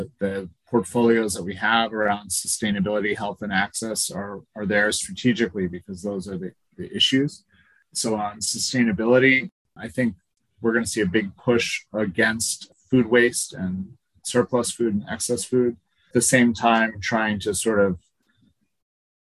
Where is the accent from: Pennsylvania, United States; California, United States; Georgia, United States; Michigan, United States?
Pennsylvania, United States; Scranton; I grew up near Scranton, Pennsylvania, beautiful Scranton, which is landfill country